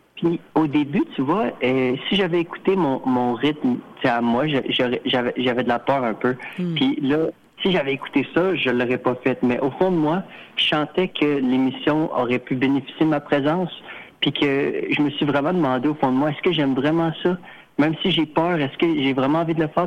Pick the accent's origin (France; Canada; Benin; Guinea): Canada; Sainte-Foy, Quebec; Je suis né à Sainte-Foy, j'ai grandi à sainte fois, j'ai vécu à Sainte-Foy toute ma vie